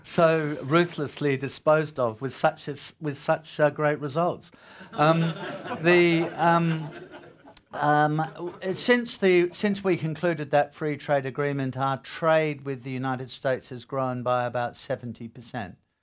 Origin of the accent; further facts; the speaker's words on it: Australia; as an Australian